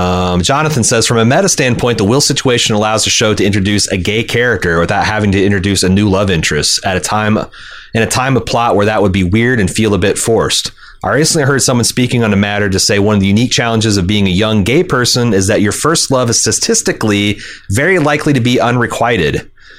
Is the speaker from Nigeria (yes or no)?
no; Anderson, Indiana, United States; I grew up in Anderson, Indiana, the meth capital of the Midwest.